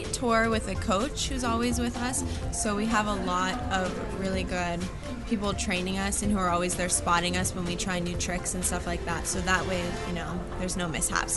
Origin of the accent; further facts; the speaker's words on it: Miami, Florida, United States; I'm from Miami